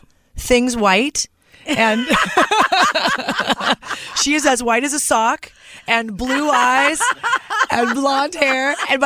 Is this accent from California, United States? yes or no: yes; Norco, California, United States; also born or lived in Long Beach, California; Yeah, Norco, which is in Riverside County, about an hour and a half south of Los Angeles. And, well, actually, I was born in Long Beach, California